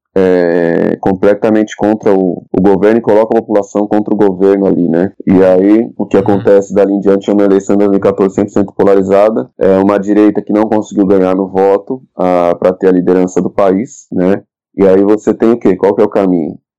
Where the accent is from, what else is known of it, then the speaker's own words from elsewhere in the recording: Brazil; nós enquanto brasileiros